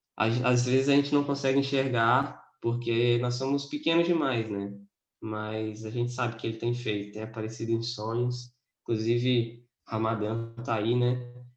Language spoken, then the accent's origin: Portuguese; interior of Espírito Santo, Brazil; now in Vitória, Brazil; sou de Vitória, Espírito Santo. Na verdade, sou do interior, mas moro em Vitória.